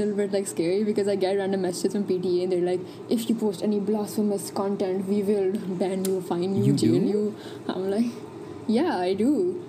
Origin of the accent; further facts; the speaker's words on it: Pakistan; Yeah, no, but I'm Pakistani.